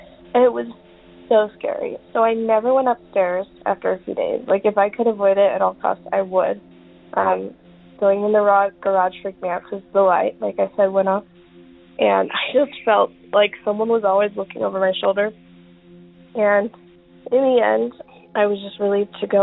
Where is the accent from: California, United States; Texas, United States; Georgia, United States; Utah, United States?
Utah, United States; moved away; I'm originally from Utah, so I was in Utah at the time